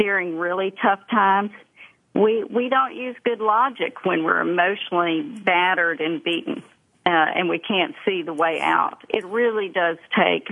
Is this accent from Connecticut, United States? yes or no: no; Dallas, Texas, United States; accent: thick Texas accent; also born or lived in Columbia, South Carolina; we moved to Dallas from Columbia, South Carolina, when my father had an opportunity to do a lot more sales training and speaking. And I didn't fit in. I was from a slower place and wore strange clothes, and I had a really thick South Carolina accent. And I know you're laughing right now, because I've got a really thick Texas accent